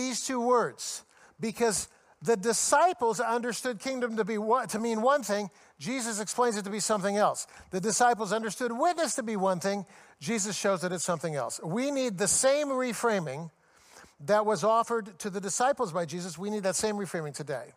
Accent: United States; I'm an American

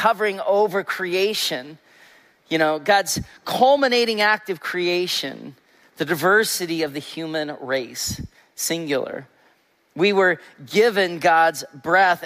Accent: Olympia, Washington, United States; I grew up in West Olympia

